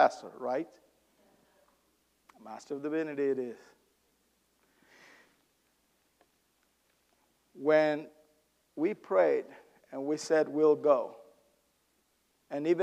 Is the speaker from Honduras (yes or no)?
yes; Honduras; English is a second language; moved away as an adult; also born or lived in New Orleans, Louisiana; now in Effingham, United States; originally from Honduras.